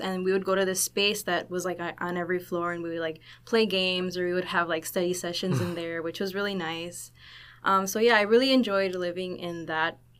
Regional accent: Chicago, Illinois, United States; moved away as an adult; now in Laredo, United States; I'm from Chicago, Illinois.

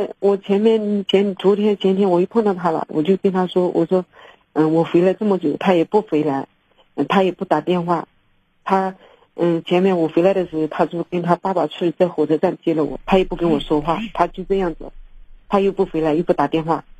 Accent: Hunan, China; 我是湖南的。

